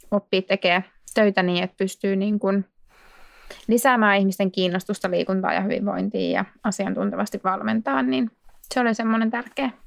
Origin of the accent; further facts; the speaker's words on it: Laukaa, Central Finland, Finland; moved away as an adult; now in Vantaa, Finland; mä oon kotoisin Laukaasta, Keski-Suomesta